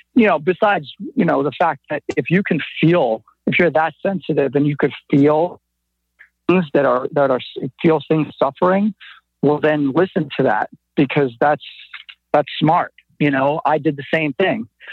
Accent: New York City, New York, United States; I'm from Brooklyn, and it just comes out sometimes

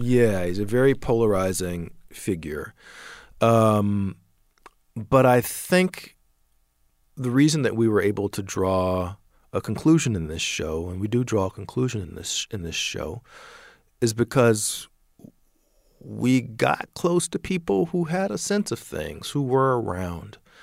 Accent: Atlanta, Georgia, United States; I'm from Atlanta.

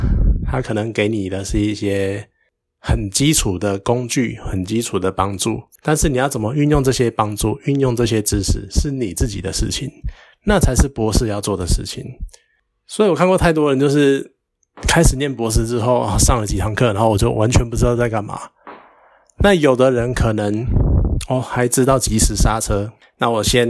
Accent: Taiwan; 因为其实这又会牵扯到我们台湾人好了，其实不止台湾人，甚至于整个可能东亚圈

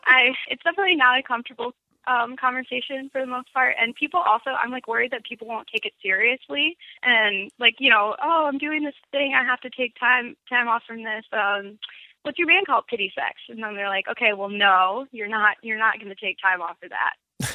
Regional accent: Grand Ledge, Michigan, United States; born or raised there; also born or lived in Lansing

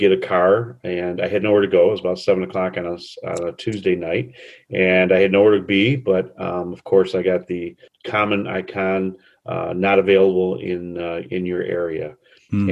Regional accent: Trenton, Michigan, United States; moved away as an adult; now in Grosse Ile, United States; I was born and raised in Trenton, right over the bridge, and spent most of my adult life there

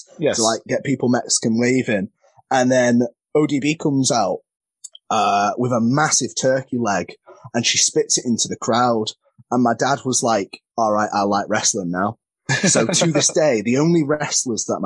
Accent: Crewe, North West England, United Kingdom; I'm from Crewe, and there isn't a school near me

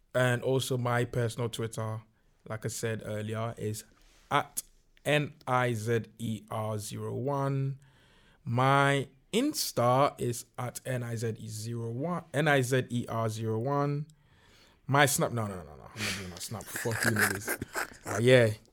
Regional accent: Ghana; moved away; when I was growing up in Ghana

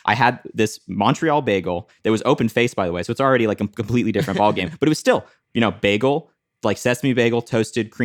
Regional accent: Italy; moved away; I grew up in Italy

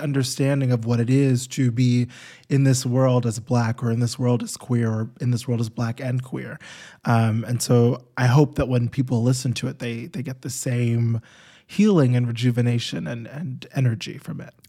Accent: New York, United States; I grew up in New York

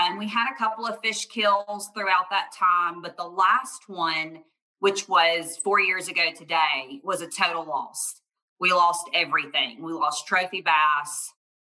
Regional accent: Montgomery, Alabama, United States; also born or lived in Huntsville, Alabama; I grew up in South Alabama in Montgomery. That's where I'm from.

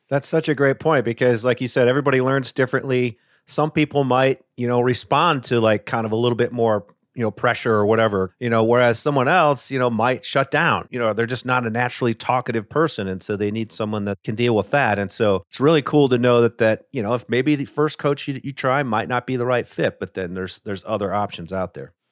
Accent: Midwest, United States; I grew up in the Midwest

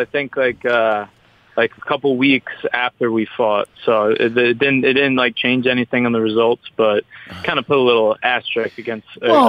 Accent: Huntington, New York, United States; moved away as an adult; also born or lived in Tampa, Florida; I grew up Huntington, Long Island.

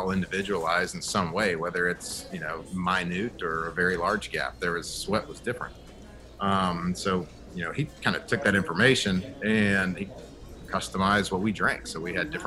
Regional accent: Texas, United States; moved away as an adult; also born or lived in Baton Rouge, Louisiana; I grew up and born and raised in Texas

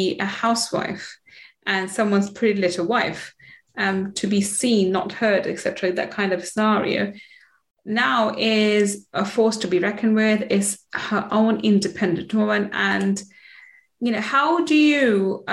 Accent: London, United Kingdom; also born or lived in Manchester; I was born in Manchester. I grew up in London, East London

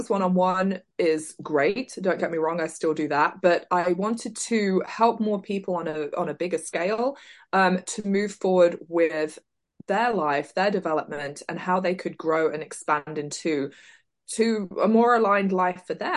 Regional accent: South Leicestershire, East Midlands, United Kingdom; moved away as an adult; now in Oklahoma, United States; originally I am from South Leicestershire, and in 1998 I moved to the US to Oklahoma, and I've been here ever since

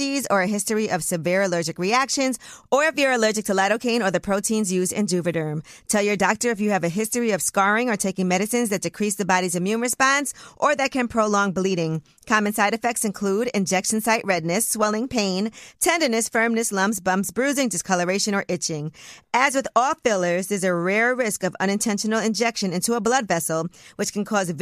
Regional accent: New York, United States; being from New York

